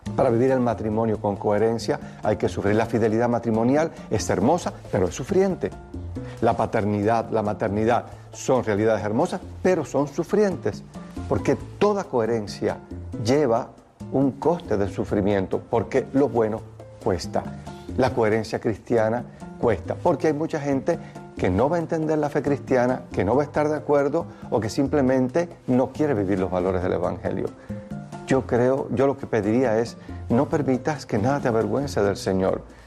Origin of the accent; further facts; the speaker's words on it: Cuba; Mi pueblo, pueblo cubano